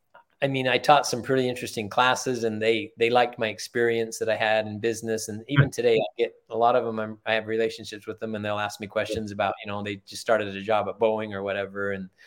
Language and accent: English; Germany; born there; Yeah, I was. My father was in the military. I was born in Germany. My mom and dad met in Germany.